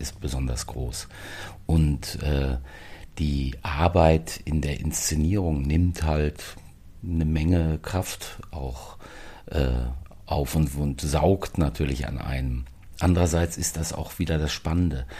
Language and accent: German; the Ruhr area, North Rhine-Westphalia, Germany; now in Berlin, Germany; die Heimatdialekte hört und die Sprache aus dem Pott